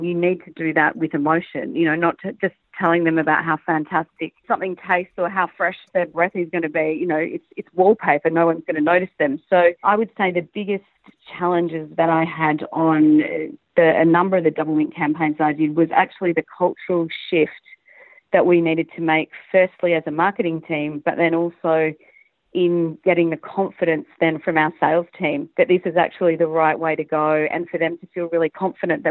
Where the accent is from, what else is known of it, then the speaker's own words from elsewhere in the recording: Australia; moved away as an adult; also born or lived in Hong Kong / Singapore; now in Asia; being an Aussie, a very proud Aussie